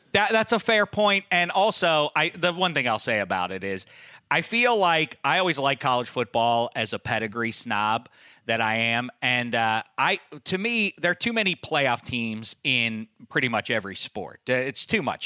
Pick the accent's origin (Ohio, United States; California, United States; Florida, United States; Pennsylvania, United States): Pennsylvania, United States; Pittsburgh; now in Los Angeles, United States; when I was growing up in Pittsburgh